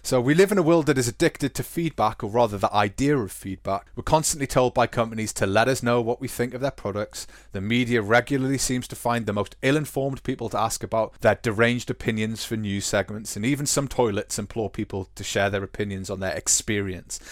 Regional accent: United Kingdom; now in Germany; we're British

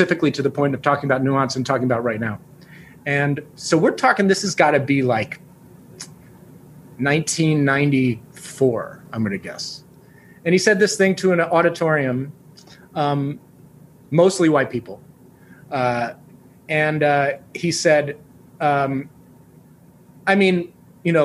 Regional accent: New York, United States; I grew up in New York in a place with a lot of people

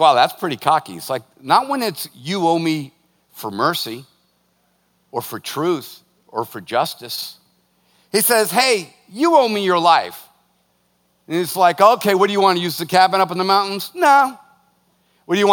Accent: United States; As an American

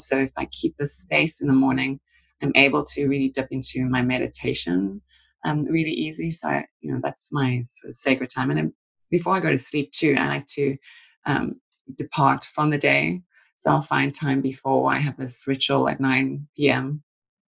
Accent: South Africa; moved away; since a child, growing up in South Africa, I was fortunate to kind of grow outside of the main city areas

